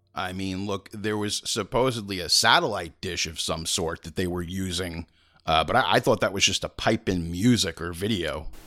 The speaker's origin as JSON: {"language": "English", "area": "Long Island", "region": "New York", "country": "United States", "tie": "born or raised there", "said": "I'm from Long Island as a native"}